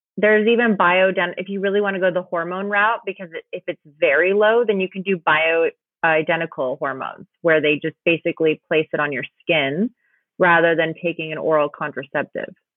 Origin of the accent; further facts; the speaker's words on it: Los Angeles, California, United States; moved away as an adult; also born or lived in New York / Austin, Texas; I was born in New York, raised in Los Angeles, and then in New York for 10 years